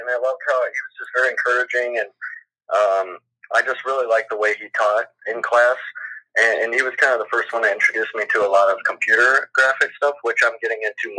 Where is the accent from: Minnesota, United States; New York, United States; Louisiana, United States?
Minnesota, United States; Owatonna; I'm from Owatonna, Minnesota.